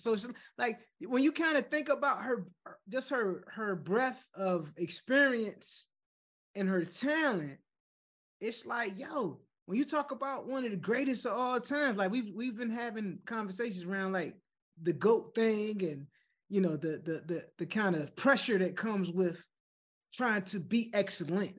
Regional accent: Chesapeake, Virginia, United States; I'm from Chesapeake. I'm from the other side of the water, man. I'm from the south side

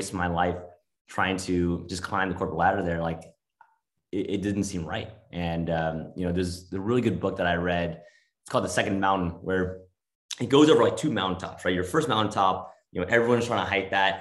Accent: Los Angeles, California, United States; also born or lived in New York; now in Northern California, United States; moved out to California, to LA, where I was born

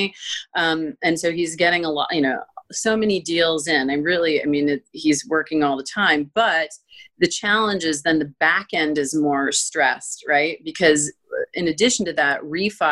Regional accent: Florida, United States; moved away; I'm from Florida and it is beautiful there

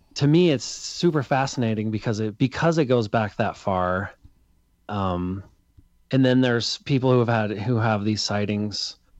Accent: Salt Lake City, Utah, United States; I'm from Salt Lake City

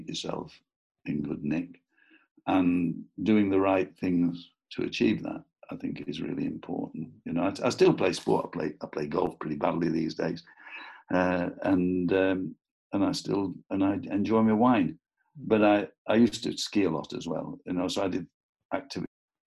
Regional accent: Preston, North West England, United Kingdom; I'm from Preston

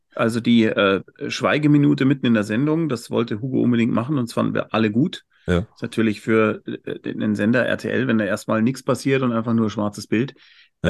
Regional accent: Munich, Bavaria, Germany; Ich bin Münchner

